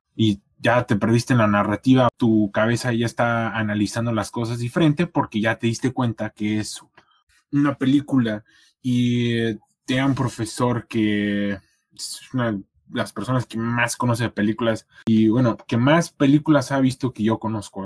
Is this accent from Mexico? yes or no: yes; Querétaro, Mexico; moved away as an adult; now in Toronto, Canada; mi pueblo, aquí allá en Querétaro